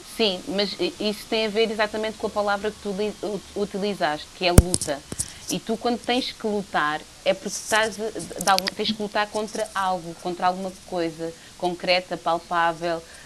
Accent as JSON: {"language": "Portuguese", "region": "Lisbon", "country": "Portugal", "tie": "born or raised there", "said": "nasci aqui na Estefânia, como o Paulo Pascoal"}